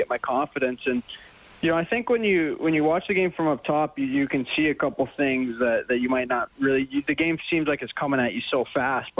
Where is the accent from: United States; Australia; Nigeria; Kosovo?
United States; Dallas, Texas; moved away as an adult; also born or lived in Denver, Colorado; now in Edmonton, Canada; I was born in Dallas, and then my dad played for the Nuggets. So I lived in Denver till I was about 7, then went back to Dallas for the rest of my childhood